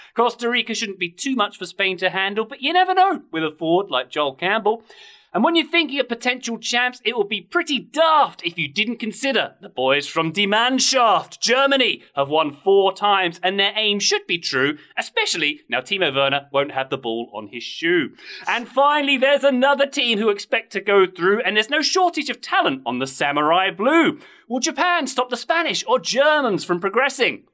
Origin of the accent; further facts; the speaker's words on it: England, United Kingdom; I am an Englishman with a strong affinity for the US